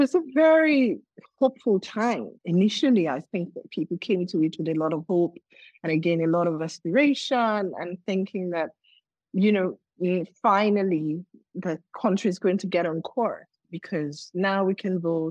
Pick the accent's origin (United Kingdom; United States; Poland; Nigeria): Nigeria; also born or lived in Lagos, Nigeria; my home state in Nigeria